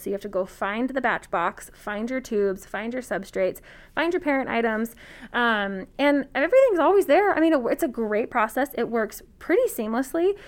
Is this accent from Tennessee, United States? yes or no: no; Reno, Nevada, United States; also born or lived in Germany; we came back to Reno, and I have been here ever since. I went from elementary school, middle school, high school, and I even went to college here